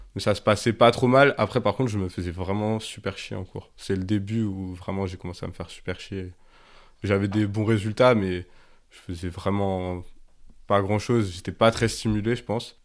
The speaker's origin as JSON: {"language": "French", "town": "Grenoble", "region": "Auvergne-Rhône-Alpes", "country": "France", "tie": "born or raised there", "said": "j'ai grandi à Grenoble, c'est toujours la ville où, où j'habite."}